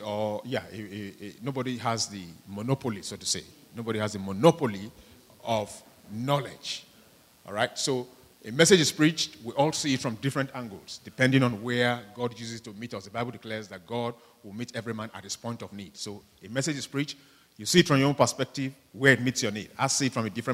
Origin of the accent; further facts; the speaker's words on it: Nigeria; moved away; majority of us here, you know, are from, you know, third world countries, we're from Nigeria